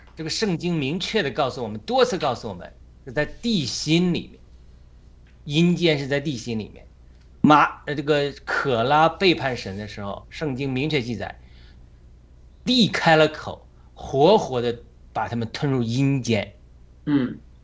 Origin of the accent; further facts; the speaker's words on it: China; 而不是我们中国人